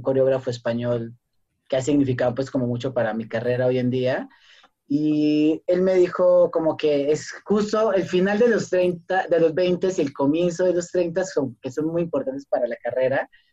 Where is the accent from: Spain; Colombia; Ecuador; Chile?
Colombia; moved away as an adult; now in Mexico; soy colombiano